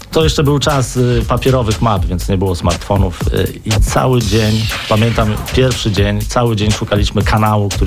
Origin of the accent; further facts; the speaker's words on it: Warmian-Masurian Voivodeship, Poland; Ja urodziłem się, wychowałem na Mazurach